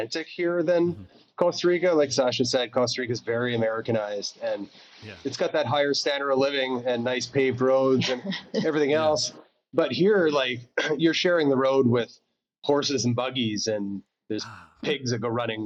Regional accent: Calgary, Alberta, Canada; moved away as an adult; also born or lived in Montreal; now in Nicaragua; I was born in Montreal, but I grew up, I spent about 40 years in Calgary.

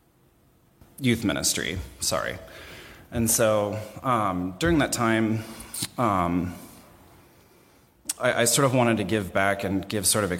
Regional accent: Columbus, Ohio, United States; also born or lived in Lewis Center, Ohio; I was born and raised in Columbus, Ohio

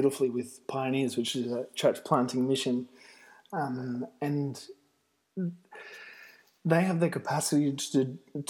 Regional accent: Australia; moved away as an adult; now in Italy; I'm an Australian

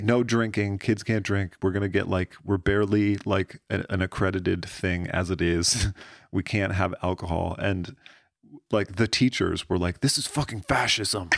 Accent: Pennsylvania, United States; moved away as an adult; Middle of fucking nowhere, Pennsylvania

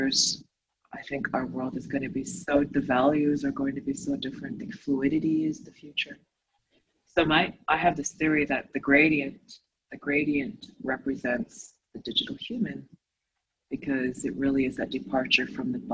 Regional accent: Toronto, Ontario, Canada; also born or lived in Asia; growing up in Toronto and the cold winters

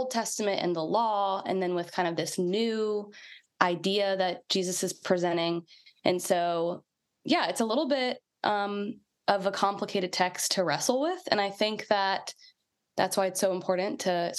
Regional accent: Atlanta, Georgia, United States; also born or lived in Athens, Georgia; I grew up in the Atlanta area and went to UGA

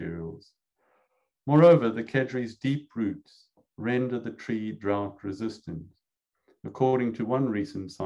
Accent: South Africa; moved away as an adult; now in United States; I grew up in South Africa, and when I was a boy, I wanted to become an ornithologist

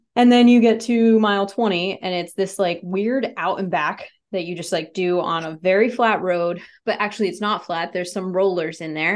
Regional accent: New England, United States; I'm from New England

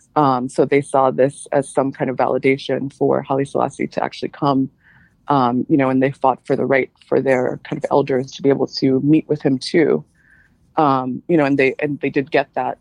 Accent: New York City, New York, United States; also born or lived in Jamaica; my family moved to Queens

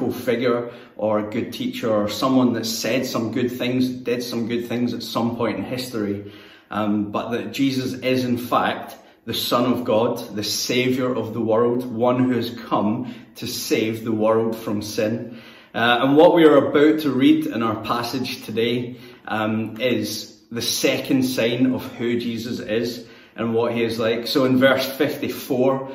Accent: Greenock, Scotland, United Kingdom; moved away as an adult; now in Newcastle, United Kingdom; my hometown of Greenock, which is where I'm from and where I sound just like everyone else

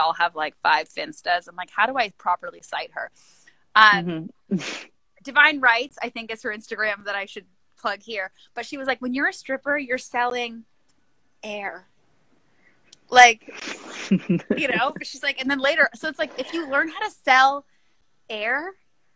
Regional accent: Canada; moved away; I'm Canadian

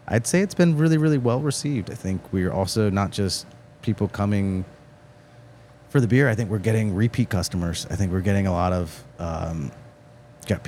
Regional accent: Hagerstown, Maryland, United States; now in Frederick, United States; I live in Frederick, but I grew up in Hagerstown.

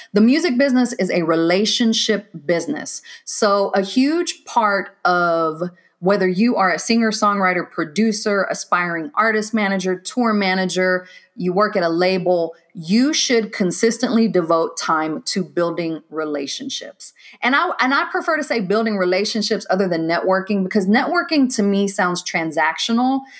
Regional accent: Waco, Texas, United States; moved away as an adult; also born or lived in Decatur, Georgia; I'm originally from Waco, Texas

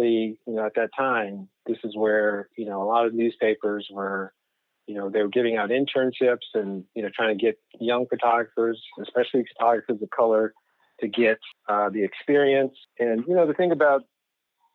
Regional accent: Richmond, Virginia, United States; also born or lived in Norfolk, Virginia / Boston, Massachusetts; now in Arlington, United States; we're from Richmond, Virginia. So okay. Born and raised

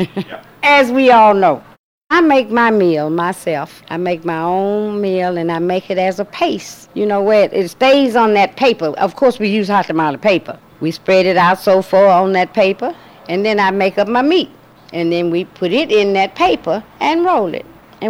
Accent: Greenville, Mississippi, United States; moved away as an adult; also born or lived in Chicago; now in Knoxville, United States; growing up in Mississippi, during those days back in the 50s and 60s, we didn't have anything.

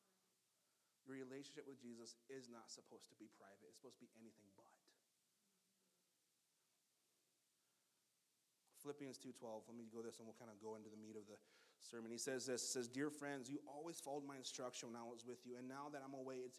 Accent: Montana, United States; also born or lived in Black Hills, South Dakota; I grew up in the Black Hills just for a little bit, and the rest of my time in Montana

